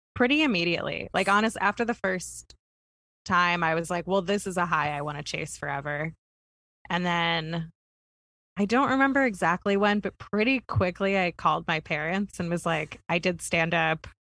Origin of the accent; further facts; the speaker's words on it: Kentucky, United States; none of the schools in my in my hometown had a pool.